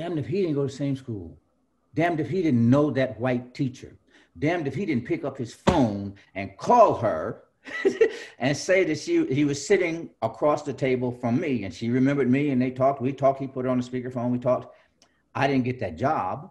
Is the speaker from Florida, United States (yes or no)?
no; Fort Worth, Texas, United States; moved away; also born or lived in New Jersey; I grew up in Texas